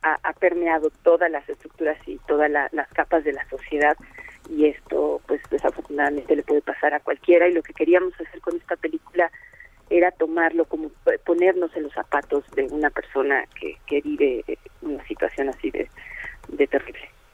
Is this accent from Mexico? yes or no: yes; Mexico; como mexicanos